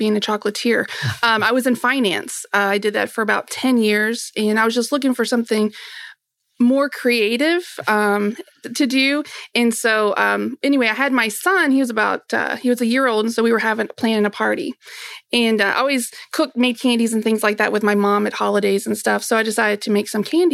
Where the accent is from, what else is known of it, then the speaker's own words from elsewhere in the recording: Kentucky, United States; I was born and raised here in Kentucky